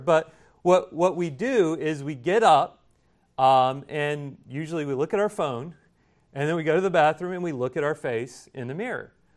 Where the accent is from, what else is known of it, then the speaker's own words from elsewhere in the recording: Indiana, United States; now in South Carolina, United States; growing up in Indiana, everything's flat